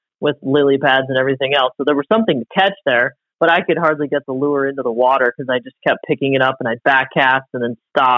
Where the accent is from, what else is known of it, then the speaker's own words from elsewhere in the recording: Ohio, United States; now in West Yellowstone, United States; I was born in Ohio